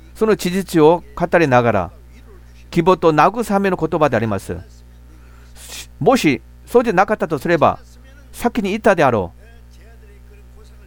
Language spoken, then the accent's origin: Japanese; Gimcheon, North Gyeongsang, South Korea; Japanese is a second language; moved away; 私もふるさとは、あの、京部、金천という町